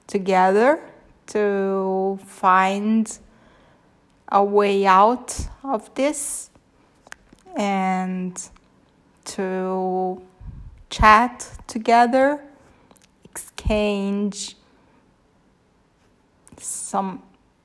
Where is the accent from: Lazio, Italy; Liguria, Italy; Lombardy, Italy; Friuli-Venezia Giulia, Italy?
Lazio, Italy; Rome; English is a second language; I'm Italian, so my English is not gonna be that good.